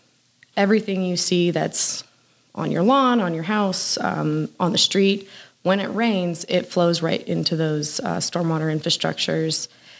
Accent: Pennsylvania, United States; moved away as an adult; also born or lived in Georgia; now in Lawrenceville, United States; I come from Pennsylvania. I've lived in Georgia now for about 9 months.

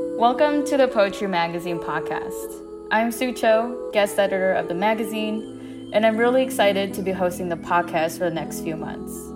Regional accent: West Lafayette, Indiana, United States; I grew up in West Lafayette, Indiana.

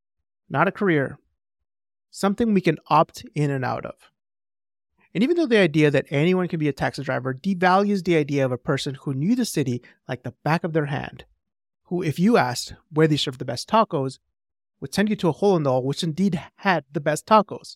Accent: Edmonton, Alberta, Canada; in my hometown

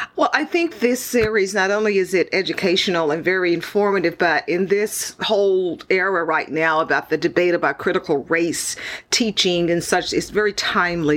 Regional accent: Houston, Texas, United States; my hometown, my home city of Houston

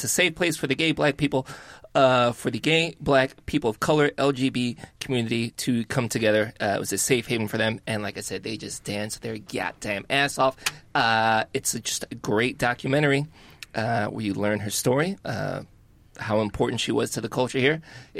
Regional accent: Chicago, Illinois, United States; I'm from Chicago.

